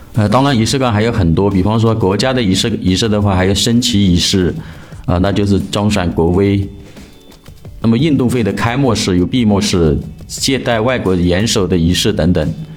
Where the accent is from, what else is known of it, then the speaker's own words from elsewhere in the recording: China; 我们中国人的传统文化